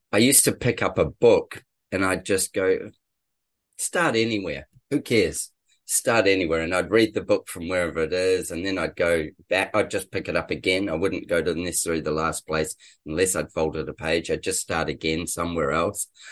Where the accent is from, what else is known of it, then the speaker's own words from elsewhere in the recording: New Zealand; moved away as an adult; also born or lived in England / Brisbane; now in Sunshine Coast, Australia; we're both Kiwis, actually. We're both New Zealanders, and we'd known each other in New Zealand